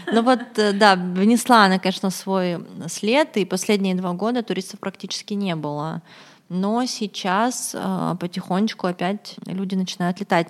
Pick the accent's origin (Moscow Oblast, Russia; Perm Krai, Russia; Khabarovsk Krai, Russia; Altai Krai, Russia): Khabarovsk Krai, Russia; Khabarovsk; Я сама из Хабаровска, и я подписана на некоторых наших местных там хабаровских блогеров